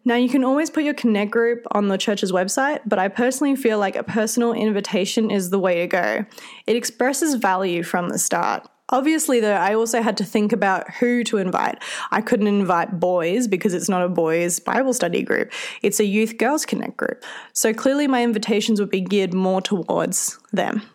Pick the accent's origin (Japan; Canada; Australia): Australia; accent: Australian; If you can't tell from my accent, I'm Australian and I come from a small town in the centre of the country